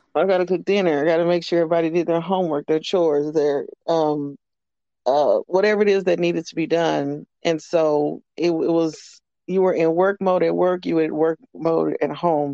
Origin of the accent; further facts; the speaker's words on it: Amarillo, Texas, United States; I am uh, born and raised in Texas, Amarillo, Texas specifically